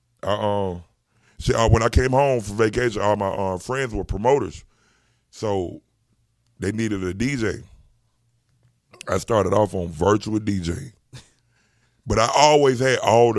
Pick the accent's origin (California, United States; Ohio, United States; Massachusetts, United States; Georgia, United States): Georgia, United States; Atlanta; I grew up on the West Side. I'm the first person out of my family that didn't grow up in the projects